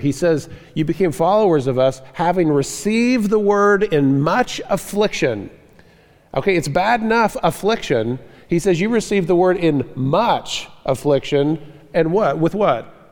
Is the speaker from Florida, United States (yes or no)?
yes; Florida, United States; moved away; I grew up in the South, in Florida, down the South